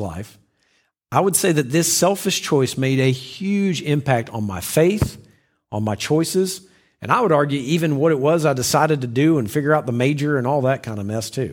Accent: the South, United States; When I was a child, I grew up in the South

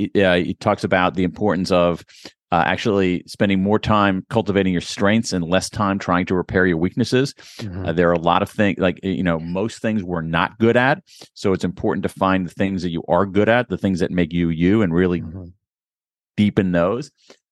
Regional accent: Ohio, United States; I grew up in Central Ohio, which has a very, very good library system, particularly when I was growing up.

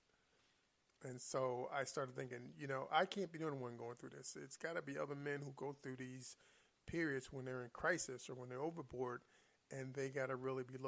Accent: Philadelphia, Pennsylvania, United States; I'm from Philadelphia and West Philly

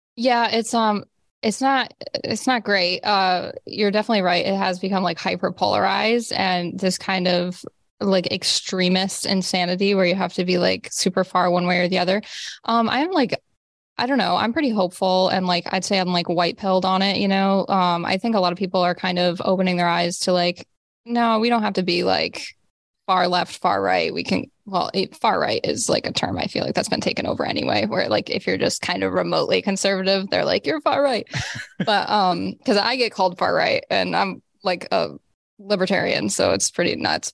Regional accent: Rust Belt, United States; I grew up in the Rust Belt, so, like, heavy, poverty-stricken kinda area

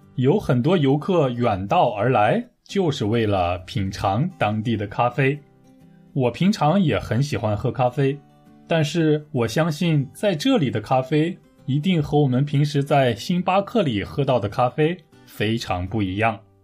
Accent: Taiyuan, Shanxi, China; 我的家乡太原市

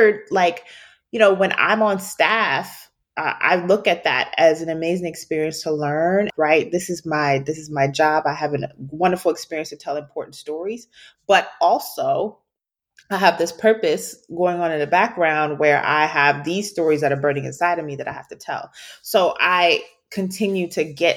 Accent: Baltimore, Maryland, United States; moved away; also born or lived in Washington, D.C.; we're both from Baltimore

